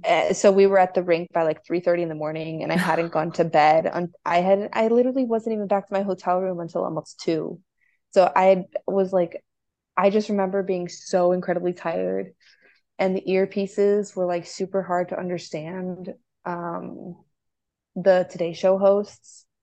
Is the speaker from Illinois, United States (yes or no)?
yes; Chicago, Illinois, United States; I'm from Chicago